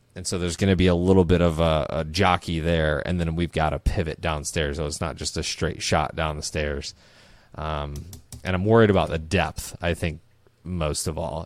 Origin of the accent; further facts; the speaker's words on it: Midwest, United States; growing up in the Midwest, our lakes and ponds are okay, but we go to Minnesota every once in a while